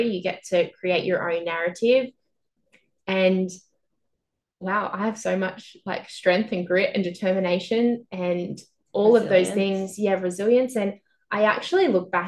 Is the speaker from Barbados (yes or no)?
no; Albury-Wodonga, Australia; moved away as an adult; now in Melbourne, Australia; My family all live in Albury Wodonga, which is a regional town on the border of New South Wales and Victoria.